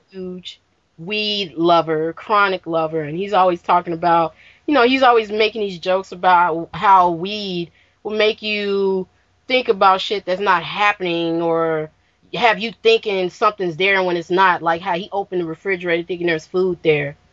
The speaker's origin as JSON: {"language": "English", "region": "Midwest", "country": "United States", "said": "I am from the Midwest"}